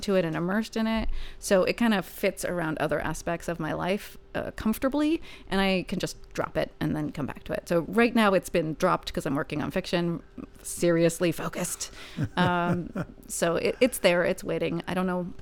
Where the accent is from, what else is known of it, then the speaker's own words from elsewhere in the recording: Northern California, United States; I am from Northern California